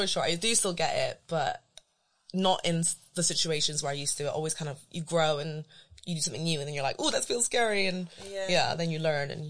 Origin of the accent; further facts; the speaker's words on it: London, United Kingdom; So I say I'm from London and then people say, where are you really from?